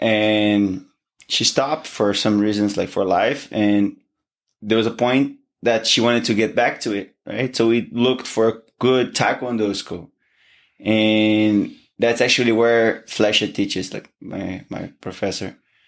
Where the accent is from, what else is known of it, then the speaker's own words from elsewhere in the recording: Niterói, Rio de Janeiro, Brazil; moved away as an adult; He has a gym in my hometown. Oh, okay. Right, in Niterói. So that's where I started. And so it's been what, like now I'm 28